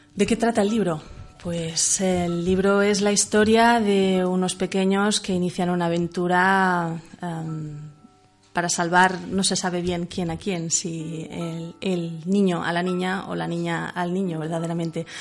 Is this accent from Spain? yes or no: yes; Manresa, Catalonia, Spain; soy de Barcelona, de Manresa concretamente